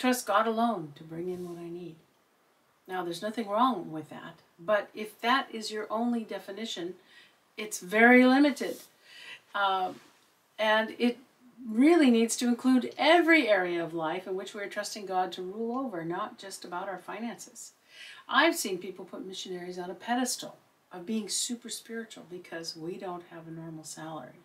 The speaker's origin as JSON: {"language": "English", "town": "Seattle", "region": "Washington", "country": "United States", "moved": "yes", "lives_now": "Netherlands", "said": "Originally, I'm from Seattle, Washington, in the United States."}